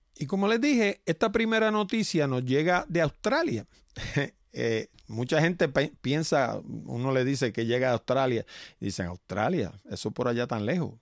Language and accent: Spanish; Puerto Rico; somos nosotros puertorriqueños